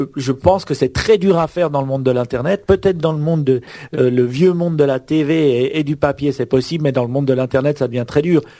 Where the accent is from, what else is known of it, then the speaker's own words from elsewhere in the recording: Switzerland; chez nous en Suisse on a on a Swisscom